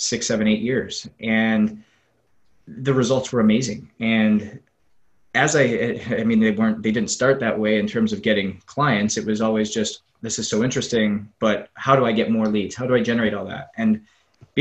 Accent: Northwest Canada, Canada; moved away as an adult; also born or lived in Southwest Florida; now in Florida, United States; it's a long road from Northwest Canada down to Southwest Florida, where I currently am

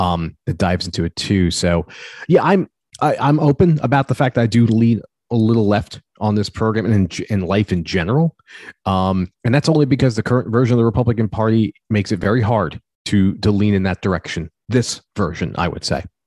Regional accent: United States; as an American

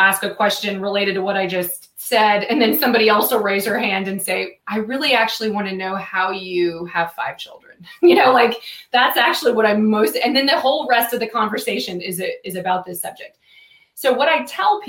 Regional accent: United States; I'm an American

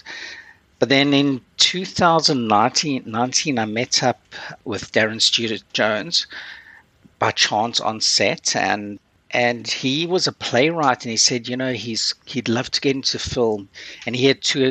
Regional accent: South Africa; also born or lived in Curaçao; now in Canada; I grew up in South Africa, you know, which back then there was no television.

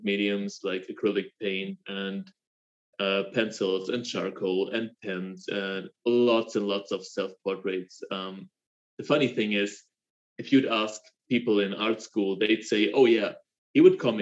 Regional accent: Black Forest, Baden-Württemberg, Germany; I'm from the Black Forest

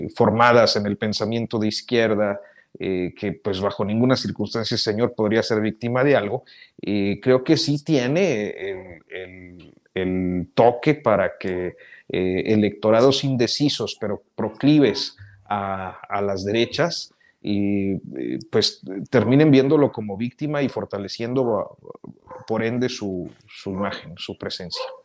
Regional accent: Mexico

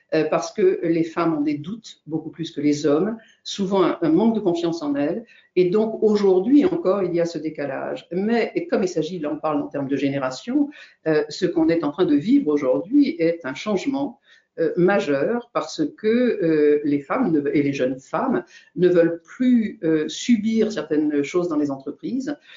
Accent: Brittany, France; je suis bretonne

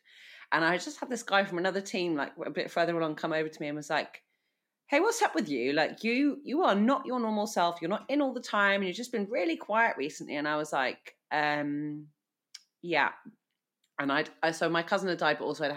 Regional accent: United Kingdom; as a Brit

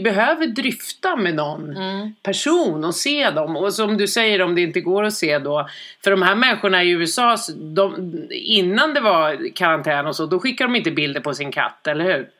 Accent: Sweden; vi svenskar

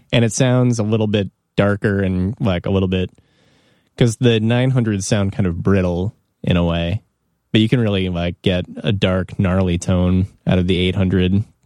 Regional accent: Evanston, Illinois, United States; I grew up in Evanston, which is, like, on the border of Chicago

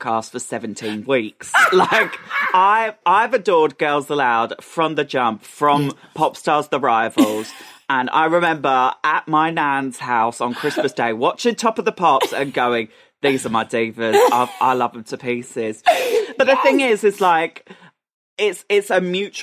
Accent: Essex, East of England, United Kingdom; a little boy growing up in Essex

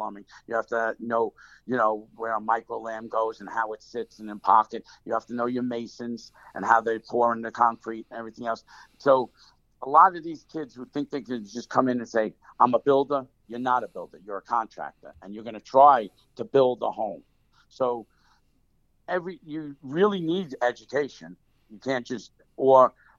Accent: Bergenfield, New Jersey, United States; also born or lived in Bronx, New York; I grew up in the Bronx till 5 years old. Then I came to suburbia, Bergenfield, New Jersey.

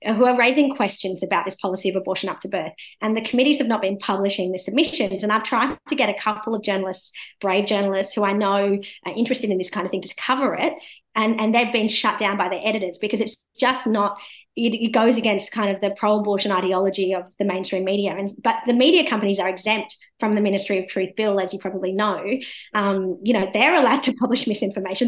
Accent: India; now in Australia; the country, you know, that I'm from, India

